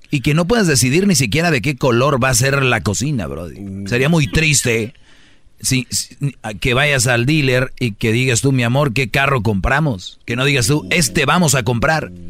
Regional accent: Puerto Rico; De decir, oye, soy el puertorriqueño, aquí de repente

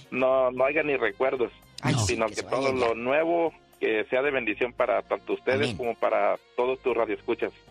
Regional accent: Veracruz, Mexico; now in United States; Soy de Veracruz

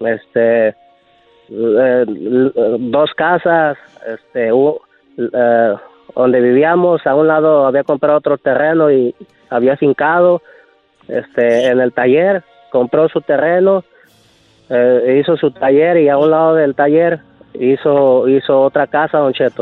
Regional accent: Lázaro Cárdenas, Michoacán, Mexico; somos de ahí de Lázaro Cárdenas, Michoacán

